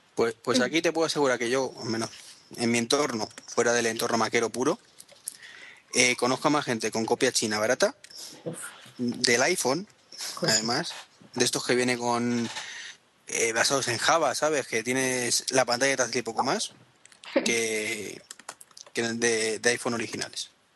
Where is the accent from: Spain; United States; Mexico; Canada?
Spain; somos los españoles